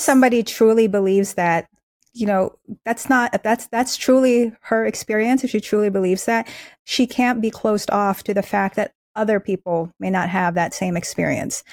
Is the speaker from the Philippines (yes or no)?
yes; Philippines; now in United States; I was born in the Philippines, we and my family immigrated here